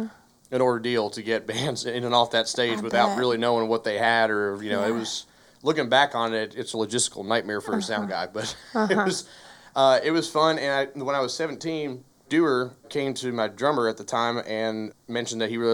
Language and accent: English; Chattanooga, Tennessee, United States; accent: a little bit of a southern accent; also born or lived in Taunton, Massachusetts; I'm from Chattanooga. However, I was born in Taunton, Massachusetts, which is about an hour south of Boston. Family moved down here when I was 2.